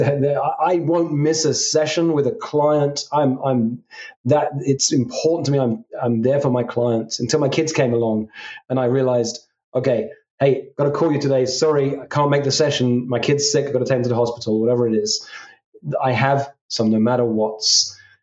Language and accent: English; England, United Kingdom; I come from England